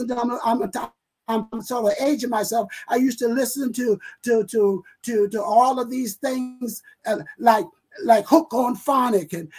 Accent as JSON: {"language": "English", "region": "South Carolina", "country": "United States", "accent": "Southern; Gullah", "moved": "as an adult", "lives_now": "Rochester, United States", "said": "being a country boy"}